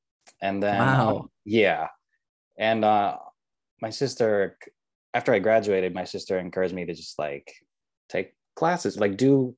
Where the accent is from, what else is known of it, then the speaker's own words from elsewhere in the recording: Riverside, California, United States; I grew up in Southern California. I grew up in Riverside.